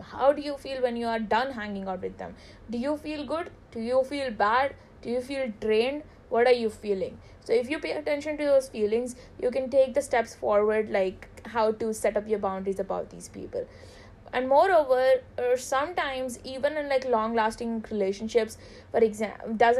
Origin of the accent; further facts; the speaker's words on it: India; we are Indian